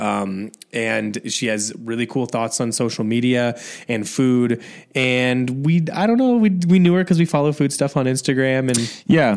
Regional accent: Indiana, United States; moved away; I'm from like, you know, a smaller town in Indiana

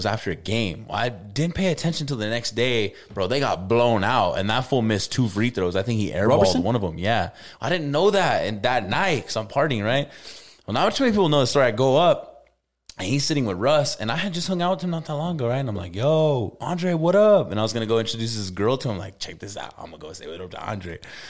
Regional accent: Albuquerque, New Mexico, United States; And I'm from Albuquerque.

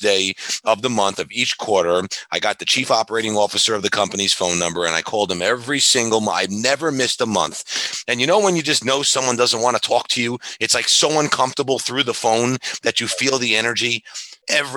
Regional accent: New Hyde Park, New York, United States; I was born in New York, you know, grew up in New High Park

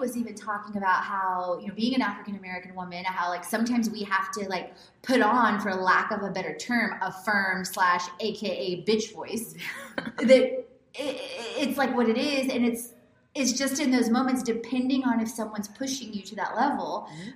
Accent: Houston, Texas, United States; I grew up in Houston

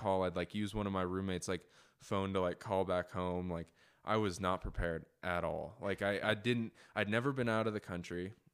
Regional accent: United States; as an American going to Europe

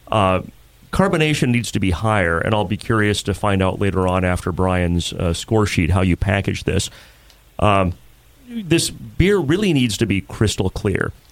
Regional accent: Bridger, Montana, United States; Bridger, Montana.

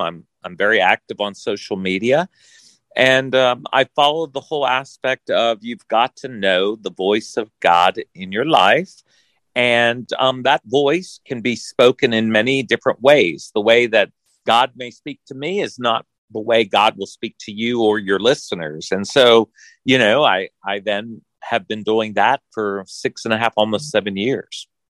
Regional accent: Orange, Texas, United States; moved away as an adult; now in Kentucky, United States; I grew up in Orange, Texas

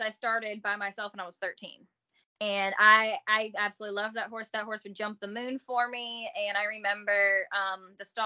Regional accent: Long Island, New York, United States; moved away; I grew up on Long Island, New York

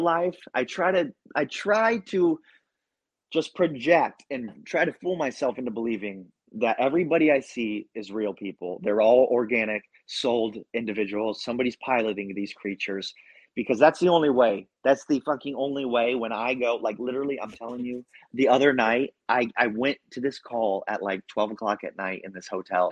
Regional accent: Ohio, United States; also born or lived in Central Florida; now in Florida, United States; I'm from Ohio

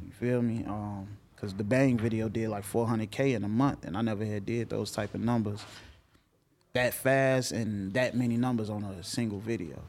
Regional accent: Chicago, Illinois, United States; growing up in Chicago.

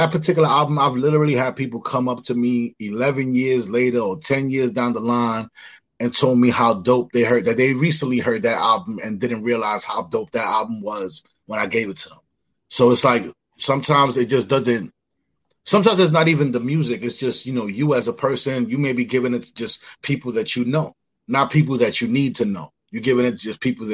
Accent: New York City, New York, United States; moved away as an adult; now in Rochester, United States; being born and raised in the Bronx

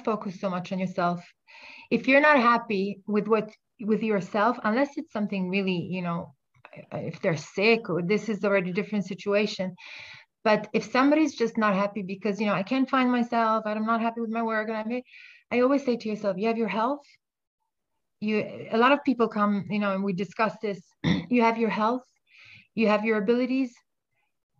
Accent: Italy; now in Israel; I'm from Italy

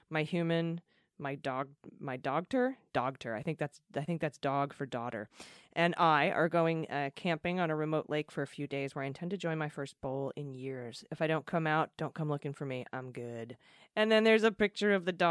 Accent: Washington, District of Columbia, United States; which got me marching in D.C., my hometown and a local city

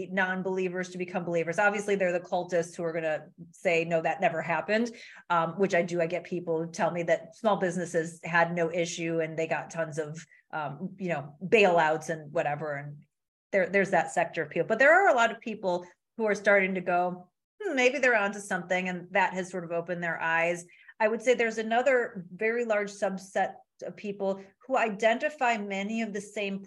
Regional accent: Midwest, United States; I'm from the Midwest

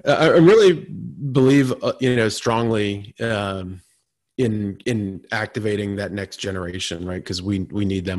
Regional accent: Vermont, United States; now in Washington, D.C., United States; I grew up on the Canadian border in Vermont

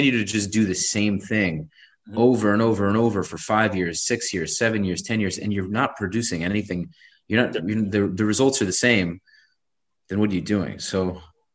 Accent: New York City, New York, United States; I'm a New Yorker.

